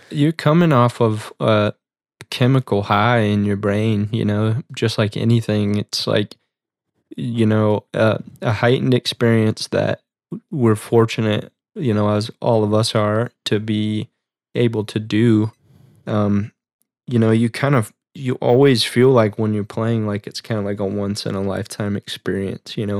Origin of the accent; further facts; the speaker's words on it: Midwest, United States; we're from the Midwest